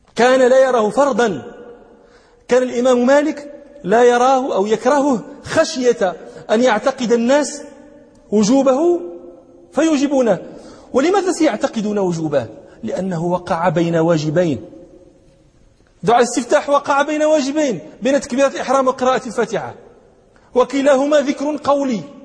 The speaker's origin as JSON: {"language": "Arabic", "country": "Morocco", "said": "عندنا في المغرب"}